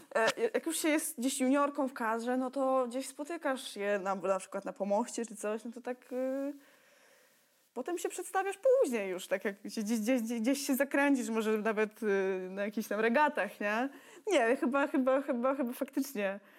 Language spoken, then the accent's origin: Polish; Toruń, Kuyavian-Pomeranian Voivodeship, Poland; pochodzę z Torunia